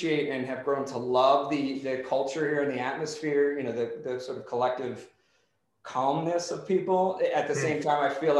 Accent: Philadelphia, Pennsylvania, United States; moved away as an adult; now in Denver, United States; growing up in Philly

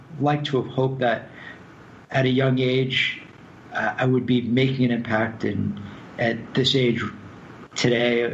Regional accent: Los Angeles, California, United States; moved away as an adult; also born or lived in New York; Growing up in Los Angeles, I'd never really experienced cold weather before

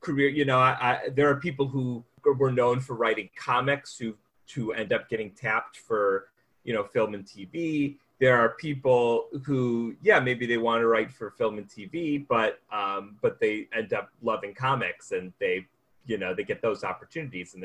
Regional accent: United States; as the American writer that they hire

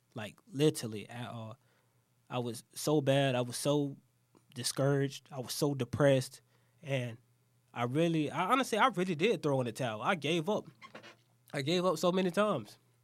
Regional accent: Jacksonville, Florida, United States; I'm from Jacksonville.

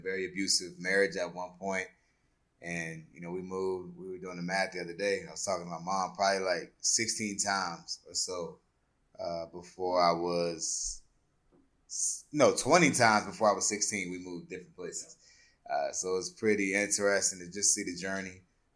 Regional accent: Colonial Beach, Virginia, United States; I grew up in, like you said, mentioned Colonial Beach, Virginia, a little small town

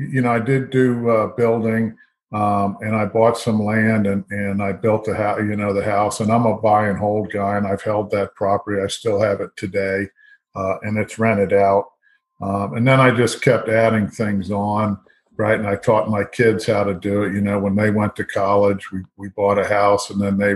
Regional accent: Fort Lauderdale, Florida, United States; moved away as an adult; I grew up in Fort Lauderdale

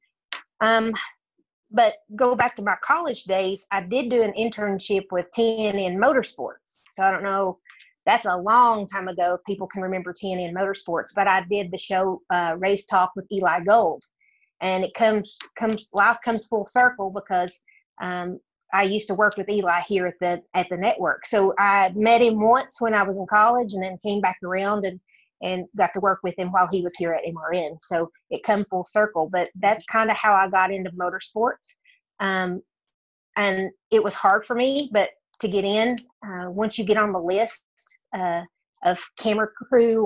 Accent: near Dollywood, Tennessee, United States; accent: country; as you can tell by my accent, I grew up in the state of Tennessee near Dollywood

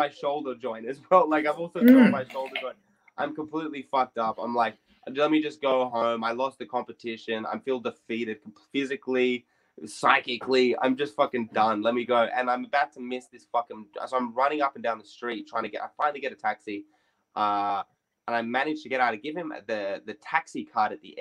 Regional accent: Sydney, New South Wales, Australia; I grew up in Redfern

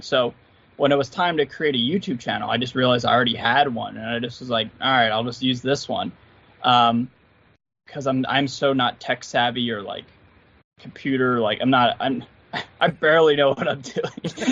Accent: Philadelphia, Pennsylvania, United States; grew up in and around Philly off and on. Like I used to live in a town called Manayunk and and uh, Roxborough

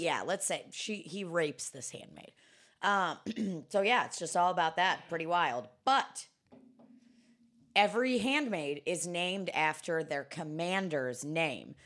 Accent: Kansas City, Missouri, United States; moved away; I grew up in Kansas City

